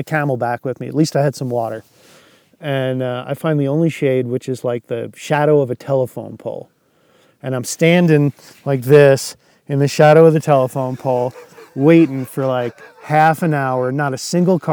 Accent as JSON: {"language": "English", "area": "Long Island", "region": "New York", "country": "United States", "tie": "born or raised there", "moved": "as an adult", "lives_now": "Colorado, United States", "said": "I grew up in New York, just outside the city on Long Island"}